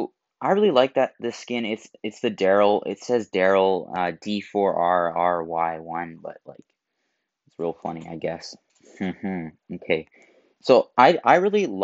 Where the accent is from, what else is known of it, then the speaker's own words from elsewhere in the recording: Canada; I'm Canadian